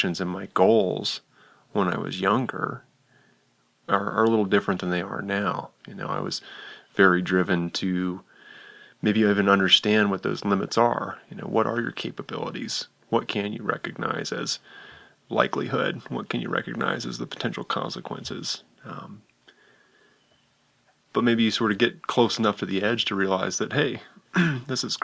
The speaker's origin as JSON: {"language": "English", "region": "West Virginia", "country": "United States", "tie": "born or raised there", "also_born_or_lived": "Jackson Hole, Wyoming", "moved": "as an adult", "lives_now": "Jackson, United States", "said": "I grew up in West Virginia, but I moved here at the age of 19 to pursue climbing and skiing"}